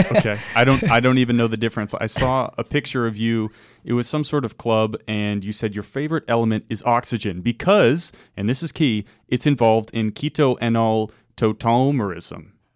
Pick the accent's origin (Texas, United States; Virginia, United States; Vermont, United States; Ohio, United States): Vermont, United States; I'm from Vermont, which borders Massachusetts